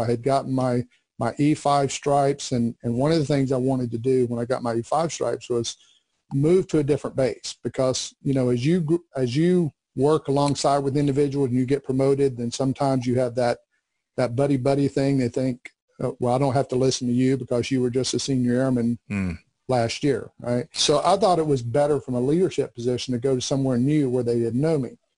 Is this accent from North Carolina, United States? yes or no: yes; Bessemer City, North Carolina, United States; I came from a small textile town called Bessemer City, not to be confused with Bessemer, Alabama, but right. Bessemer City, North Carolina. And uh, when I was growing up, again, it was it was all about textiles